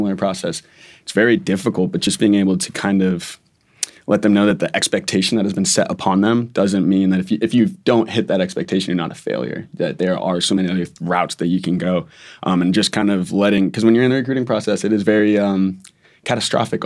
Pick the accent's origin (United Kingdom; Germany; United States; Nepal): United States; New England; I'm from New England originally